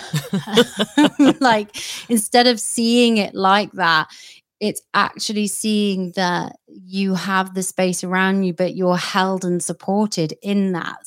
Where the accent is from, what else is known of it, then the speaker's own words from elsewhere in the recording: United Kingdom; I'm a Brit